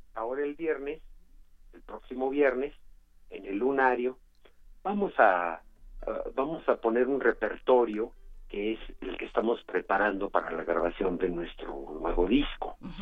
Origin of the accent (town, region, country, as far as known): Mexico